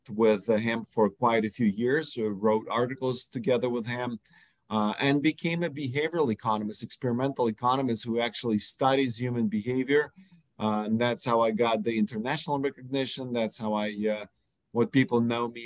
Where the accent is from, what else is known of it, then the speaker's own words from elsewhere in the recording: Ukraine; moved away; I was born in Ukraine.